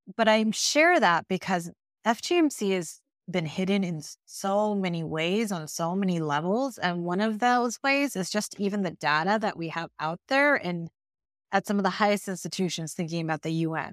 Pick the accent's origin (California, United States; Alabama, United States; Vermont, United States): California, United States; also born or lived in Iowa; I was born, actually, in Iowa, but my family moved from there to California when I was nine, so I was raised in California and grew up there